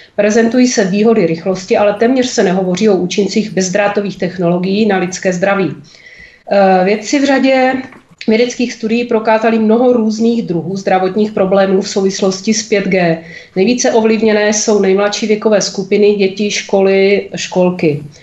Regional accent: Blansko, South Moravian Region, Czechia; Bydlím v srdci moravského krasu je to moje rodné město

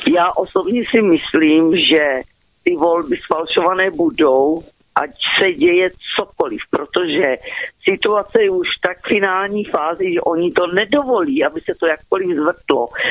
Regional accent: Moravian-Silesian Region, Czechia; já jsem z Moravskoslezského kraje

